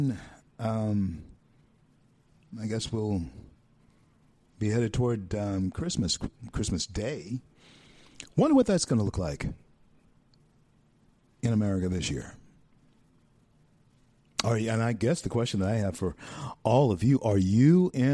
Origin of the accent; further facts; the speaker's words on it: Shreveport, Louisiana, United States; growing up in Shreveport, Louisiana in the 60s.